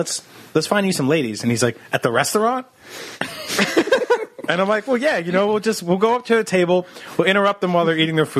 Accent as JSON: {"language": "English", "region": "New Jersey", "country": "United States", "tie": "born or raised there", "said": "I grew up in New Jersey."}